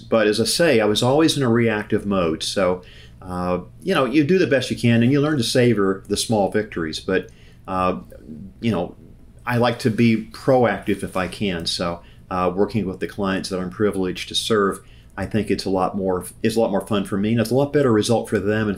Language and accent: English; Memphis, Tennessee, United States; moved away; my hometown of Memphis, Tennessee